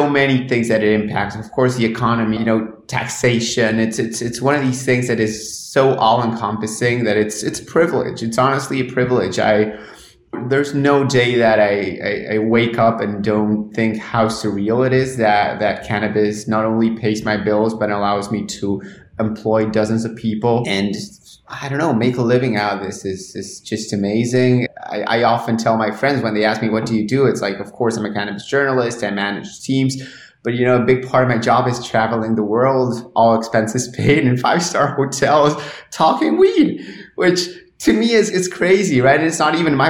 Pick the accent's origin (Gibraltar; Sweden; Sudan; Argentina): Argentina; English is a second language; I'm from Argentina. Grew up there, was educated there at public schools.